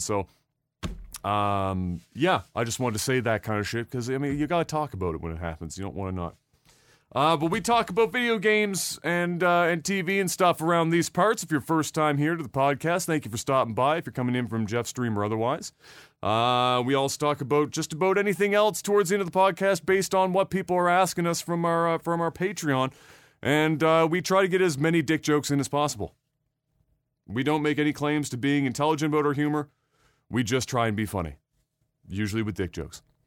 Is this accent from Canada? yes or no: yes; Nova Scotia, Canada; we're from Nova Scotia